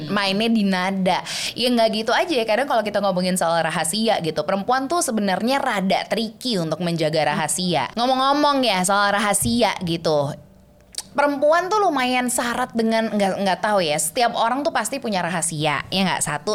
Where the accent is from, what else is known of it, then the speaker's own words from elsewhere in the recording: Switzerland; first language German; Indonesian is a second language; moved away; gue tinggal di sana, lingkungan gue elup gitu ya. Jadinya gue bisa ya bahasa Jerman dulu, bahasa Indonesia gue baru baru start yang kayak lancar tuh tiga setengah empat tahun